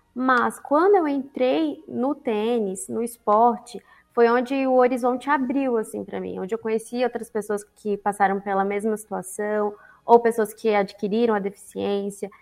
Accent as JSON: {"language": "Portuguese", "town": "Brasília", "region": "Federal District", "country": "Brazil", "said": "Eu sou de Brasília."}